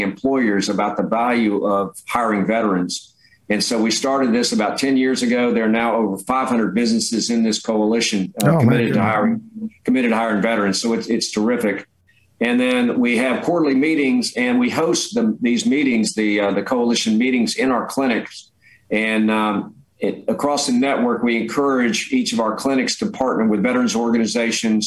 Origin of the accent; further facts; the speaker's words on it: Jacksonville, Florida, United States; I was born and raised in Jacksonville, so I really have a passion for Jacksonville